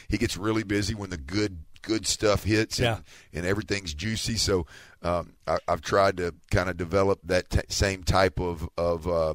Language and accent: English; Houston, Texas, United States; I'm from Houston